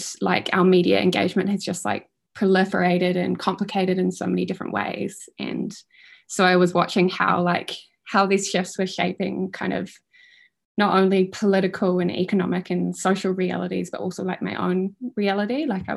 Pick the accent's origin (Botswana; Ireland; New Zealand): New Zealand; Auckland; moved away as an adult; also born or lived in Wellington; I'm from Auckland originally, and I moved to Wellington to go to uni